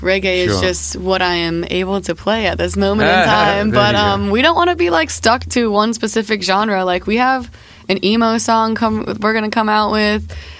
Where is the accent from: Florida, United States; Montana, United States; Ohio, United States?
Florida, United States; I am from Florida.